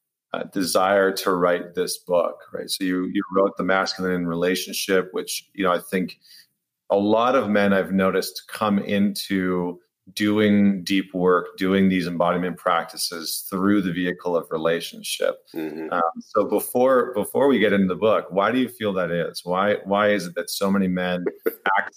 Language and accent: English; Alberta, Canada; I grew up in Canada, in Alberta